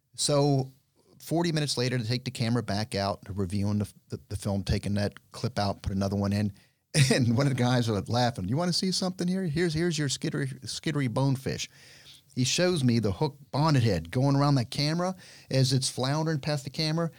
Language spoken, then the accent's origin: English; Miami, Florida, United States; I'm born and raised in Miami